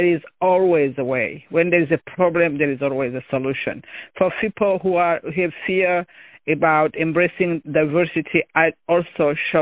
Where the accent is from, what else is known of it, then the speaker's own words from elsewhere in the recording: Rwanda; moved away as an adult; I'm originally from Rwanda